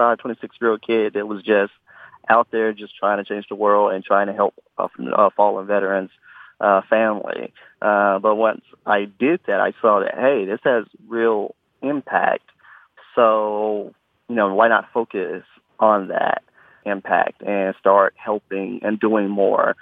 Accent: Memphis, Tennessee, United States; also born or lived in New York; now in Nashville, United States; my hometown, Memphis

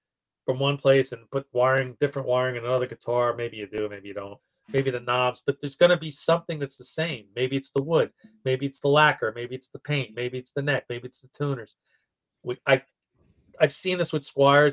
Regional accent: United States; I'm born in America. I grew up in America

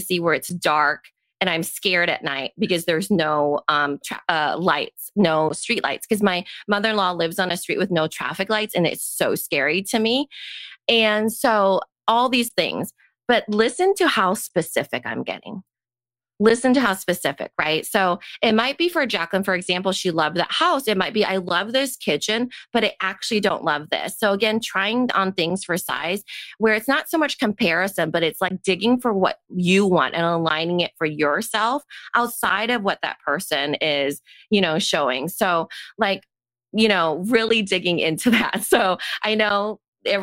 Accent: Storm Lake, Iowa, United States; I grew up in Storm Lake along a lake

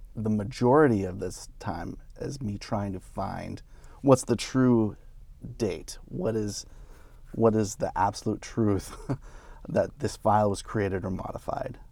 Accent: St. Cloud, Minnesota, United States; I grew up in Saint Cloud

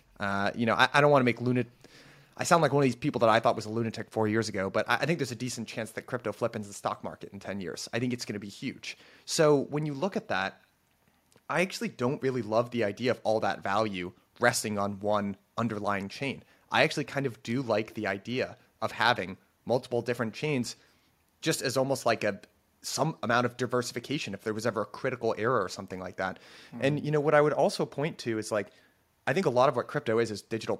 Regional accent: United States; I'm American

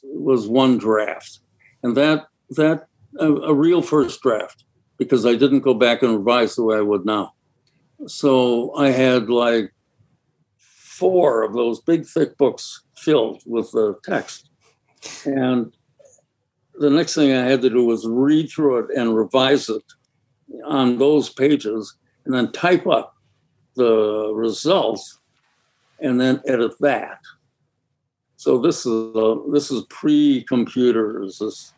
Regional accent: Milwaukee, Wisconsin, United States; because I'm from Milwaukee.

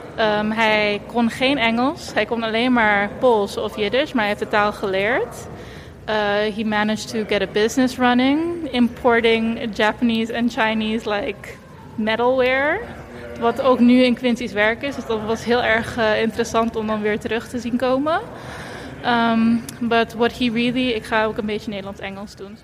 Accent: Curaçao; also born or lived in Eindhoven; now in Utrecht, Netherlands; dus ik ben geboren en getogen op Curaçao

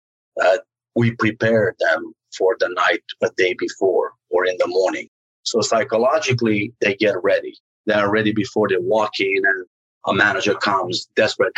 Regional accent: Romania; now in United States; growing up in Romania was not as fun as somebody might think it was

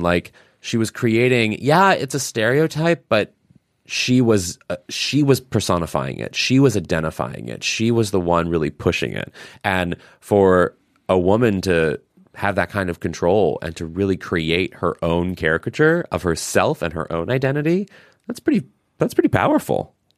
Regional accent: Missouri, United States; I'm from Missouri

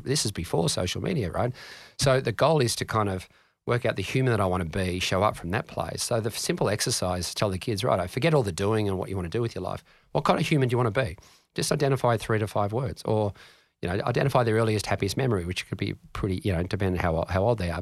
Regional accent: Canberra, Australian Capital Territory, Australia; I grew up in Ngunnawal

